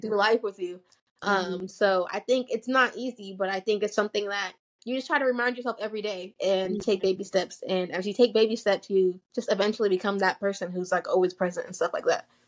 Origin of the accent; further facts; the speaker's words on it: United States; also born or lived in Nigeria; a lot of us are immigrants and our parents like to do things the way that they did it in Nigeria. But then you have us who are like growing up in America